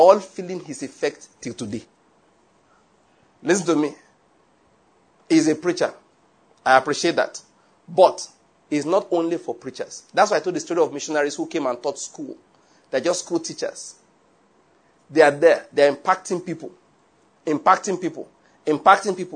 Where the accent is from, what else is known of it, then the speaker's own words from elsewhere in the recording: Nigeria; first language Yoruba; English is a second language; also born or lived in Liverpool; I can't pray in Yoruba language.